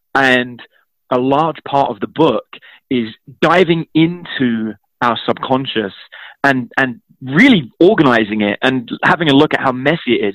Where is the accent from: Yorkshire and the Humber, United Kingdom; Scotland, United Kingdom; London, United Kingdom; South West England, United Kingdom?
London, United Kingdom; I grew up in East London